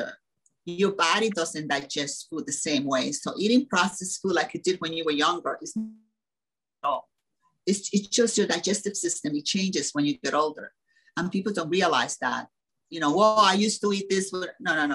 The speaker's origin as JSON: {"language": "English", "country": "Dominican Republic", "tie": "born or raised there", "moved": "yes", "said": "I come from the Dominican Republic, and there was no zero processed food when I was a kid"}